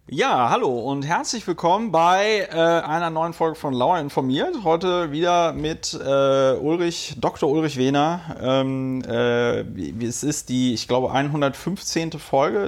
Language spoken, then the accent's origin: German; Bonn, North Rhine-Westphalia, Germany; die Stadt Bonn, wo ich groß geworden bin